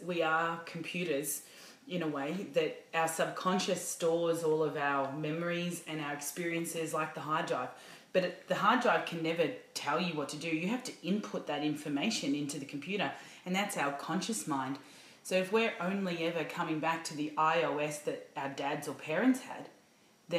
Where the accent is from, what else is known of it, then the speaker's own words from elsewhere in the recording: Hallam, Victoria, Australia; I grew up in Hallam, out 45 minutes out in the burbs of Melbourne